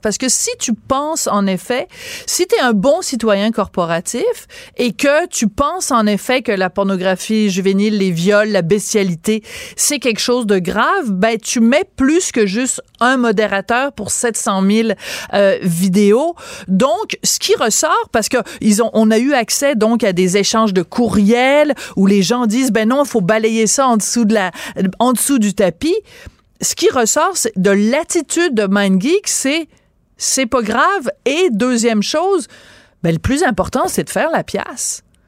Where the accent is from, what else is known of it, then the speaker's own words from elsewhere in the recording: France; also born or lived in Quebec; now in Canada; je suis née en France